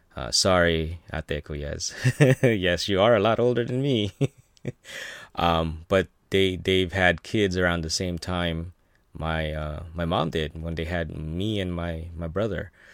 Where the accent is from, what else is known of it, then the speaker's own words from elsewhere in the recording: Philippines; now in United States; I was born in the Philippines